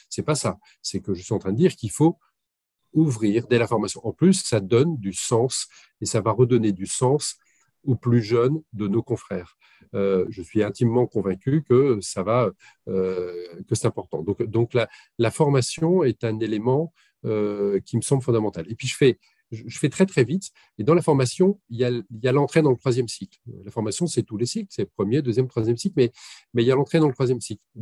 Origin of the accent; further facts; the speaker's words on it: West of France, France; mais vous comprenez, je suis originaire de l'ouest de la France.